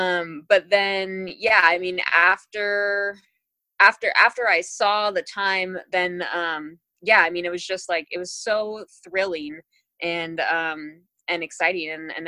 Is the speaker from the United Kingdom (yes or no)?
yes; England, United Kingdom; born there; I was born in England. My mom is English.